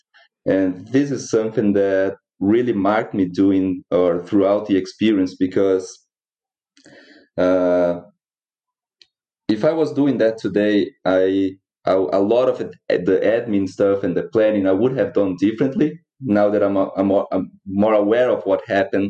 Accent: Brazil; moved away as an adult; now in New Zealand; I was born in Brazil

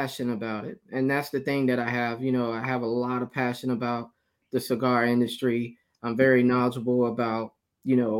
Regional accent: Moundville, Alabama, United States; I'm originally from Alabama. Actually, it's a small town called Moundville, Alabama.

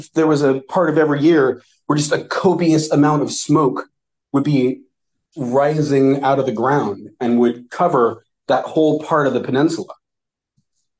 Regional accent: United States; I never met another American

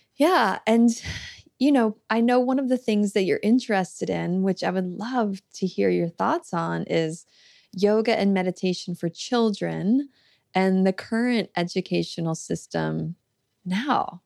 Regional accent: Florida, United States; I grew up in Florida and went to public school there

